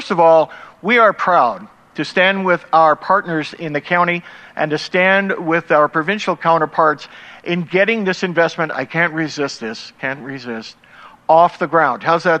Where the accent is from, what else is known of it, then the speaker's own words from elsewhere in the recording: Newfoundland and Labrador, Canada; now in Red Deer, Canada; folks know I'm from Newfoundland. That's my home province.